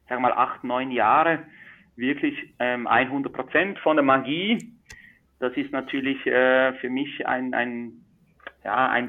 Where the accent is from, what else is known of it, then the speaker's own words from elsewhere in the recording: Switzerland; Zauberkünstler, Illusionist und Mentalist aus der Schweiz. Man hört es vielleicht auch am Dialekt. Ich bin ein richtiger Schweizer.